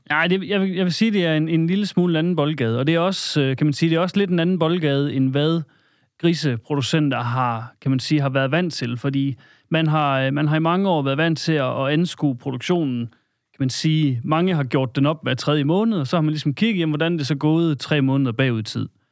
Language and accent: Danish; Salling, Central Denmark Region, Denmark; oprindeligt kommer jeg øh, op fra Salling